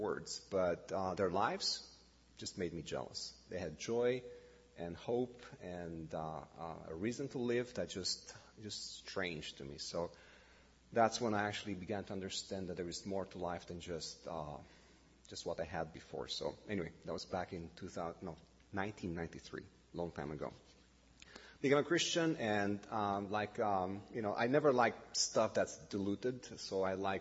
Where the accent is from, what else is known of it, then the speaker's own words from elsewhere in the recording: Bucharest, Romania; English is a second language; moved away as an adult; now in Canada; born and raised in Romania, like I said. Bucharest was for 45 years my hometown